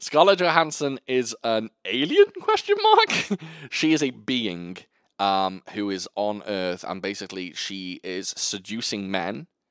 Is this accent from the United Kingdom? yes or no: yes; United Kingdom; I'm British